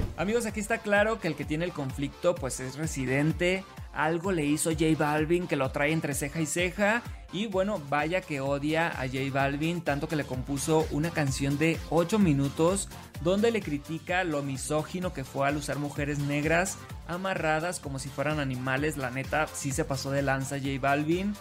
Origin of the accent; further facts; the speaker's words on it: Sinaloa, Mexico; now in Mexico City, Mexico; Soy de Sinaloa